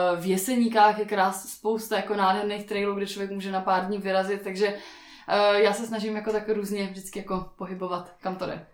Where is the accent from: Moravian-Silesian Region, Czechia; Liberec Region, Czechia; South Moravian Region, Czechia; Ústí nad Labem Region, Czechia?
Moravian-Silesian Region, Czechia; Ostrava; Já jsem z Ostravy a máme tam nádherný Beskydy